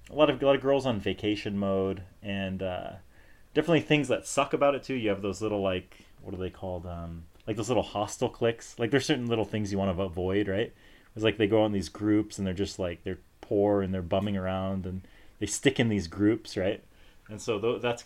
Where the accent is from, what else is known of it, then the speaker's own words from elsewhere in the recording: United States; moved away as an adult; now in South Korea; as an American